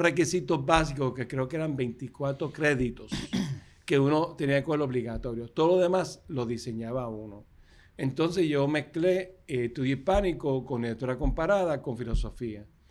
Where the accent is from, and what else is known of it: Puerto Rico